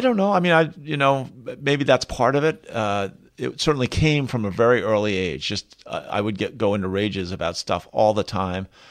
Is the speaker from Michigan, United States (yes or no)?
no; outside Philadelphia, Pennsylvania, United States; now in Colorado, United States; I was raised outside Philadelphia